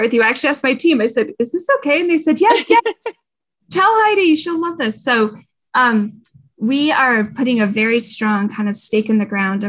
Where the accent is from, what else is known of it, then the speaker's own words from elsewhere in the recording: Durango, Colorado, United States; moved away as an adult; now in Denver, United States; I grew up near Durango, but I actually grew up on a ranch about 16 miles outside of Durango.